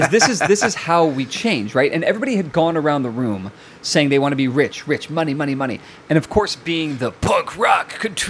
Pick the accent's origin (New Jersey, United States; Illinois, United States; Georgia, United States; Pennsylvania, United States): Illinois, United States; Chicago; I'm from Chicago.